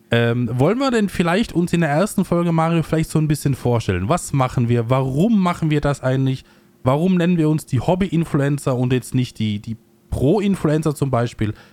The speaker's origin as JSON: {"language": "German", "town": "Innsbruck", "region": "Tyrol", "country": "Austria", "tie": "born or raised there", "said": "Ich bin ja äh, in Innsbruck äh, geboren, aufgewachsen, lebe jetzt ein bisschen außerhalb"}